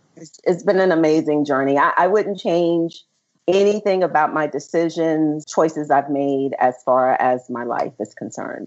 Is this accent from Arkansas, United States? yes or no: no; Memphis, Tennessee, United States; moved away; Southern Girl hailing from Memphis, Tennessee